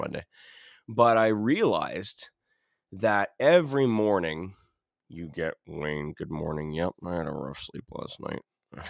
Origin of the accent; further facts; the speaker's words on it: Ontario, Canada; now in Alberta, Canada; I'm from Ontario